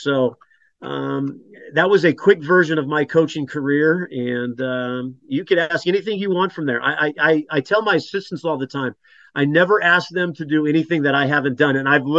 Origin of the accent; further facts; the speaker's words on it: Whittier, California, United States; moved away as an adult; also born or lived in Los Angeles / Nebraska; now in Oklahoma City, United States; I'm from Los Angeles. I grew up in Whittier, California.